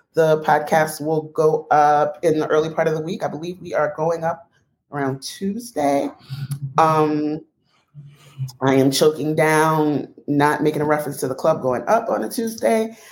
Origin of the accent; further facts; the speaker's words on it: United States; a black woman born in America